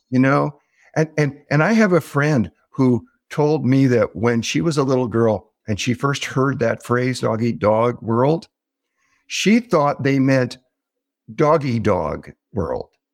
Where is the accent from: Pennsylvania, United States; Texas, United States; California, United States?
California, United States; Southern; I grew up in Southern California